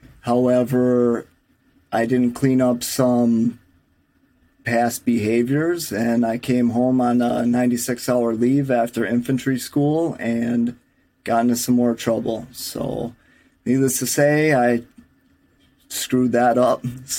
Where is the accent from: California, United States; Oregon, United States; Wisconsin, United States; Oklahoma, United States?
Wisconsin, United States; Milwaukee; I'm from Milwaukee, Wisconsin, if you can't tell from my accent.